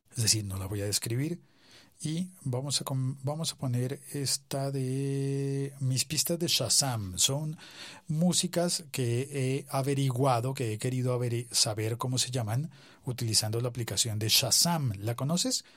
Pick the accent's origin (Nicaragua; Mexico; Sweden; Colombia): Colombia; los colombianos, la gente en mi país